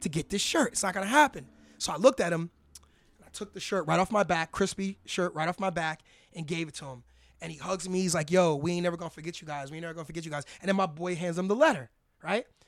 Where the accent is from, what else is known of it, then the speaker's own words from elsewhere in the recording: New York, United States; moved away; we're from Harlem, New York originally